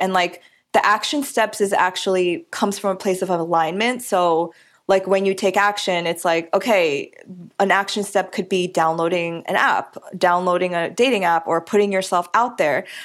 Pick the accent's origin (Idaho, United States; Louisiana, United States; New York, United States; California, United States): New York, United States; I'm a New Yorker and I grew up eating pizza